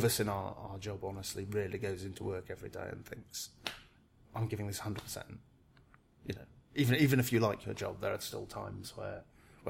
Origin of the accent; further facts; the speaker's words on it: United Kingdom; I'm British